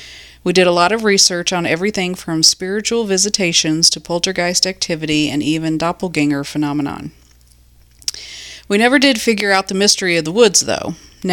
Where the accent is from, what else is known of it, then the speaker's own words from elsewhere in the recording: Illinois, United States; My good friend Emily and I grew up together in Illinois. We lived next door to one another